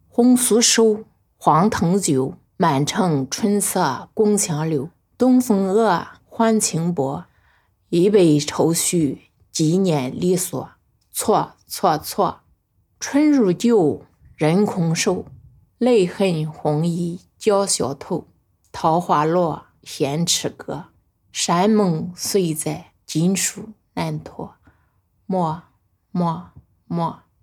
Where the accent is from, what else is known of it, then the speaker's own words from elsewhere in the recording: Nanyang, Henan, China; accent: Henan dialect; 来自河南那样农村的老家